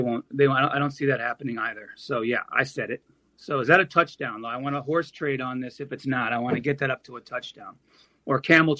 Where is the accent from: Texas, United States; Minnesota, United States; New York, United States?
Minnesota, United States; moved away as an adult; now in Dubai, United Arab Emirates; I'm born and raised in Minnesota, and I've lived in Dubai the last 13 years. I'm here in Chicago for a wedding, and I visited some family and friends in Minnesota.